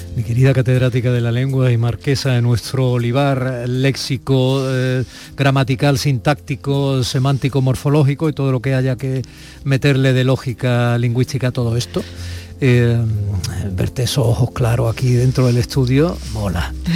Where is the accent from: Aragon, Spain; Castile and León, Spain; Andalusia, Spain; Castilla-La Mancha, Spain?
Andalusia, Spain; como andaluz